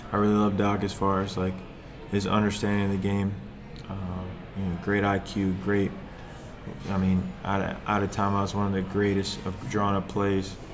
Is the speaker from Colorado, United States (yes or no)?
no; Fort Lauderdale, Florida, United States; so I grew up in Fort Lauderdale for a little bit